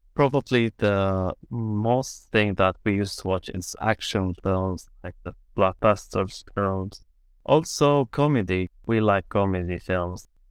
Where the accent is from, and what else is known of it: Syria; first language Arabic; English is a second language; moved away as an adult; also born or lived in Armenia / Ukraine; now in London, United Kingdom